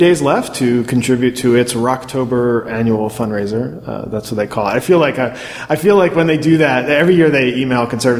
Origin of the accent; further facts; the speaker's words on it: Baltimore, Maryland, United States; I grew up in Baltimore area.